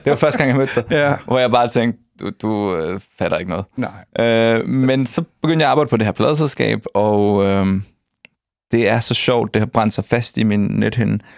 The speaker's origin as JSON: {"language": "Danish", "town": "Nakskov", "region": "Zealand", "country": "Denmark", "said": "Jeg er fra Nakskov. Ja. Og der kender alle, alle hinanden."}